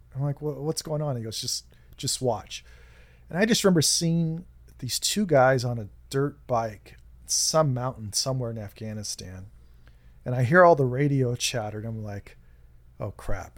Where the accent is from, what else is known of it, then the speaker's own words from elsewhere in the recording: United States; we're so insular here in the United States